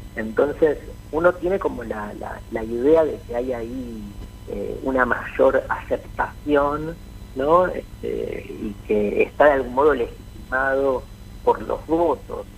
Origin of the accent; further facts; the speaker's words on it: Buenos Aires, Argentina; soy eh, pincha porteño